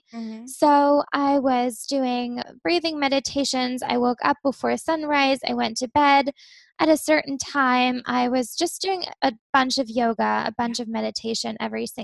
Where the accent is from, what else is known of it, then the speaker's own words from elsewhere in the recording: Germany; now in Amsterdam, Netherlands; So my family's from Pittsburgh, but I grew up in Germany. I live in Amsterdam, Netherlands now.